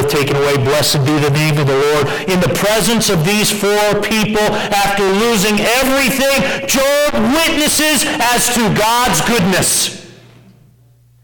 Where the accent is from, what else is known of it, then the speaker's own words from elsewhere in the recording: United States; We're typical American Christians